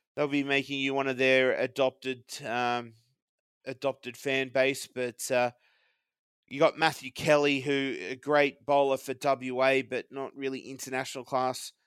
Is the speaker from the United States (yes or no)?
no; Australia; being Aussie